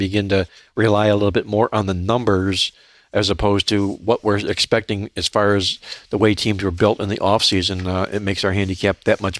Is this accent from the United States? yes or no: yes; Cleveland, Ohio, United States; I was from Cleveland, Ohio